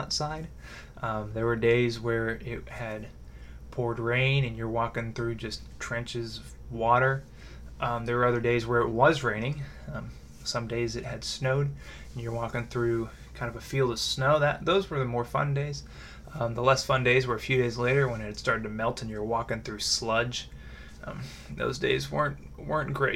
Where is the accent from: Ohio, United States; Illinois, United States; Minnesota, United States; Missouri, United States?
Missouri, United States; Raymore; I grew up in Raymore, Missouri